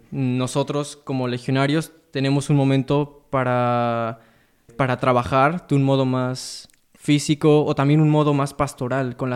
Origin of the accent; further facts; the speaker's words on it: Mexico; También yo soy cerca de la Ciudad de México, también obviamente México.